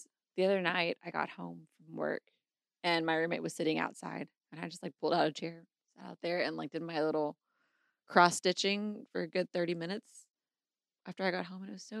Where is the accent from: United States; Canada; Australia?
United States; Texas; I grew up in Texas.